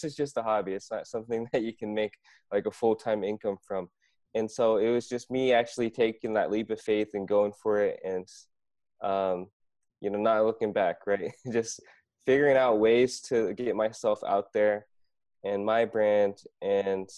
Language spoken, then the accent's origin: English; Iowa, United States; moved away as an adult; also born or lived in Korea; now in South Korea; I grew up in Iowa, pretty much went to school there, high school, college